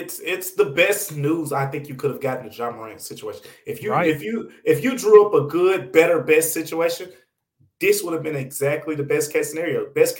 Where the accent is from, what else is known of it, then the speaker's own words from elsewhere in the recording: Memphis, Tennessee, United States; also born or lived in Olive Branch, Mississippi; I went to school in Olive Branch, Mississippi my first couple years, even though I'm from Memphis